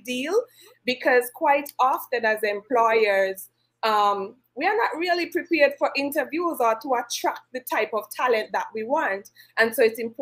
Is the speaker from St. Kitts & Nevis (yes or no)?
yes; St. Kitts & Nevis; I am from the Federation of St. Kitts and Nevis